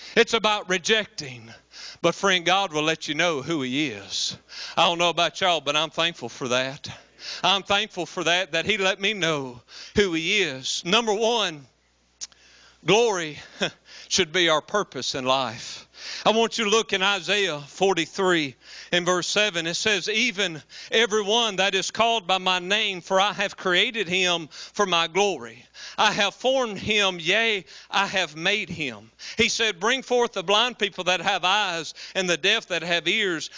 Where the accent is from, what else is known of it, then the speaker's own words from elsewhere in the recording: West Monroe, Louisiana, United States; I'm a redneck from West Monroe, Louisiana